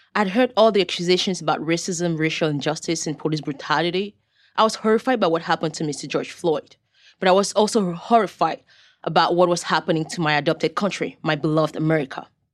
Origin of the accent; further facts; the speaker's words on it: Cameroon; now in United States; I was born in Cameroon. a country in West Africa.